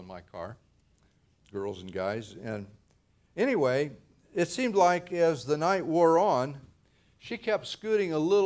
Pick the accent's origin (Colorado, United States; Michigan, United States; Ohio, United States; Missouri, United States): Ohio, United States; moved away as an adult; now in Modesto, United States; As a teenager, growing up in Ohio, nearly 3,000 miles away from here, I would have never dreamed of living in California